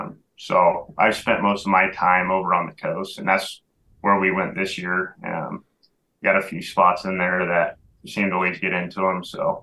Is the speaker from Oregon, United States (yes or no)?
yes; Grants Pass, Oregon, United States; No, I grew up in Grants Pass, Oregon.